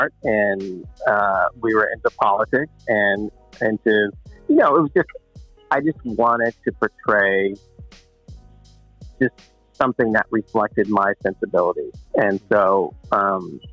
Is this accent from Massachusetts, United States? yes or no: yes; Boston, Massachusetts, United States; I'm from Boston.